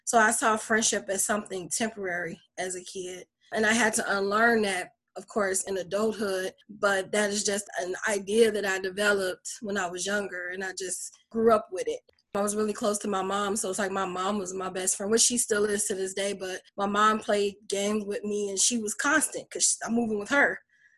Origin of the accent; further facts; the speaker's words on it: Chicago, Illinois, United States; also born or lived in Detroit; now in Lafayette, United States; I was born in Detroit, Michigan, raised in Chicago, Illinois, and I'm currently in Lafayette, Indiana. I've been here for 3 years.